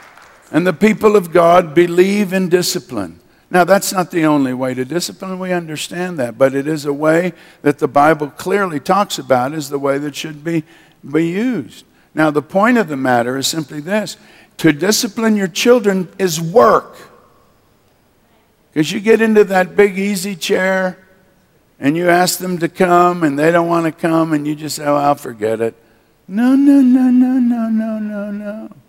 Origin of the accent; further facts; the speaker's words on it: Kolkata, West Bengal, India; born there; also born or lived in Manila, Philippines; My parents were missionaries. I was born in Calcutta, India, as you know. They raised up two major churches there in India